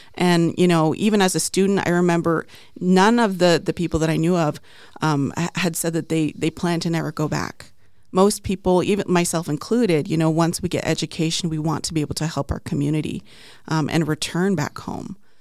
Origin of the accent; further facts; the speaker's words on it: Navajo Nation, United States; also born or lived in Crownpoint, New Mexico / Arizona; now in Phoenix, United States; I'm Plain Navajo